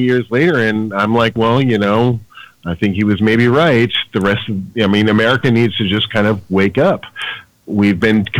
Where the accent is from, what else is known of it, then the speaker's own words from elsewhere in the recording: San Francisco, California, United States; I was from San Francisco.